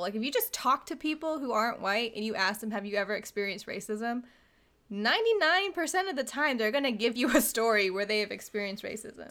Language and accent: English; Virginia Beach, Virginia, United States; We are from the South. We are from Virginia, Virginia Beach, Virginia, to be exact